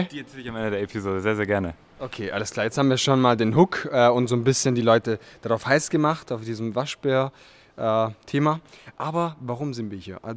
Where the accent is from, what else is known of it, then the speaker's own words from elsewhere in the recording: southern East Germany, Germany; now in Frankfurt, Germany; Du kommst ja aus dem Norden Ostdeutschland, ich komme aus dem Süden und wir treffen uns, sage ich mal, fast schon in der Mitte.